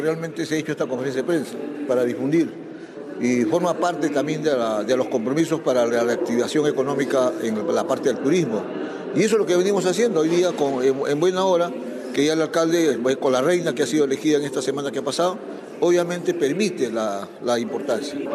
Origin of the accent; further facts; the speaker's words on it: Ica, Peru; me comprometió como iqueño, pues yo soy de ICA